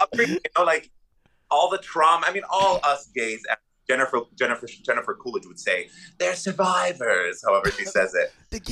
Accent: Dubai, United Arab Emirates; born there; I was born in Dubai in the Middle East, in the desert.

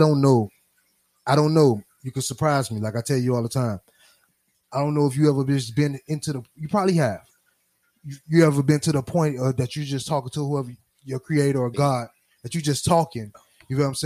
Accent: Miami, Florida, United States; Born and raised in the county of Dade

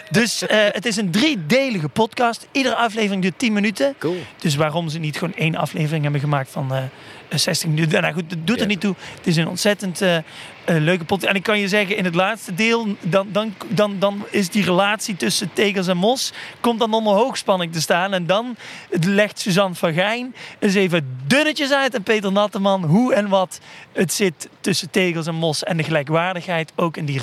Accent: Limburg, Netherlands; Klopt. Ik kom niet uit Horst aan de Maas. Maar ik ben hier wel eens geweest.

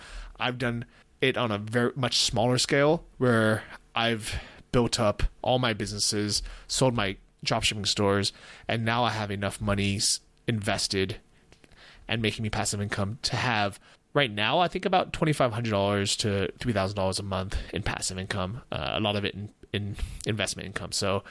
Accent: United States; as an American

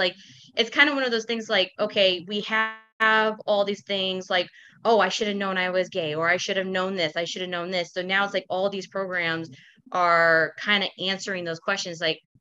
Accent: Kansas City, United States

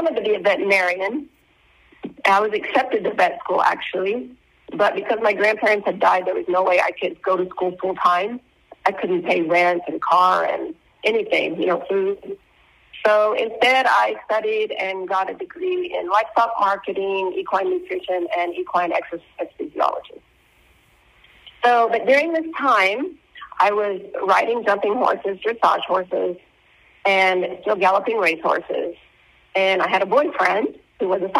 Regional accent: Oklahoma, United States; moved away as an adult; now in Brazil; I was born and raised in Oklahoma

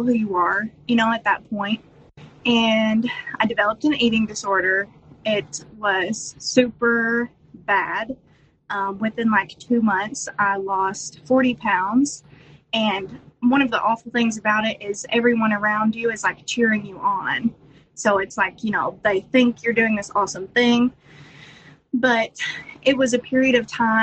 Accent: Eastern Kentucky, United States; I'm from Eastern Kentucky

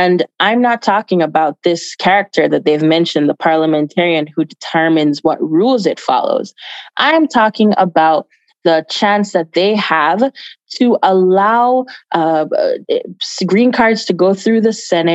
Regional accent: Jamaica; now in United States; I was born in Jamaica. I was born in Jamaica. I migrated here quite some time ago and went to school here in the United States.

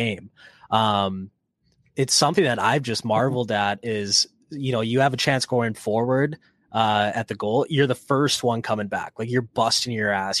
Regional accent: United States; we're US, we're not Canadian here

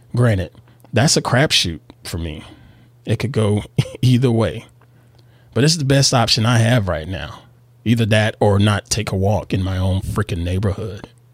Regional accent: the South, United States; moved away as an adult; now in Northern California, United States; I was born and reared in the South here in the U S.

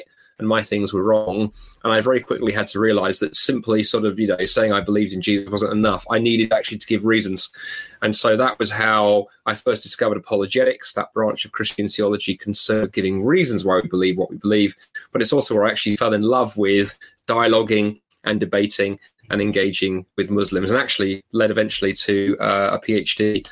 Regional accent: London, United Kingdom; I grew up in London

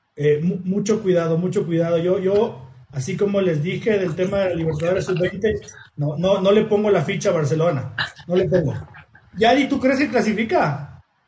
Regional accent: Ecuador; como ecuatoriano

